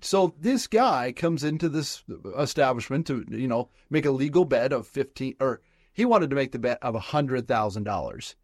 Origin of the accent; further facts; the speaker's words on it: Southern Nevada, United States; I grew up in Southern Nevada